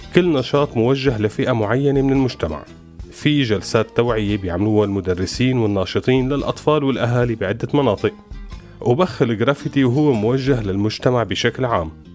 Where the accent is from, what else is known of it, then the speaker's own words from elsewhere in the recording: Syria; نحن سوريين